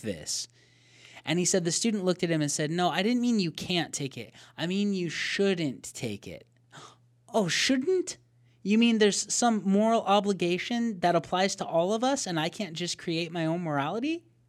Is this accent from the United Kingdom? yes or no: no; Arizona, United States; we're from Arizona